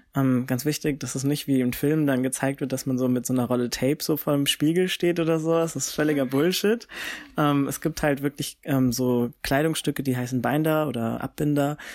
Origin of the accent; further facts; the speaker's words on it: Frankfurt, Hesse, Germany; ich komme ja aus Frankfurt